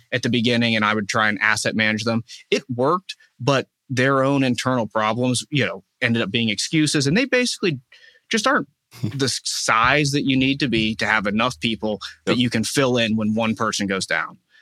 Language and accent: English; Wexford, Pennsylvania, United States; I am from Wexford. So grew yeah. up here